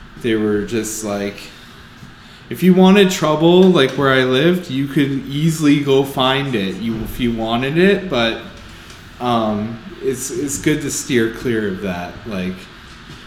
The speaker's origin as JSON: {"language": "English", "town": "Windsor", "region": "Ontario", "country": "Canada", "tie": "born or raised there", "also_born_or_lived": "South Bend, Indiana", "moved": "yes", "said": "I grew up in East Windsor"}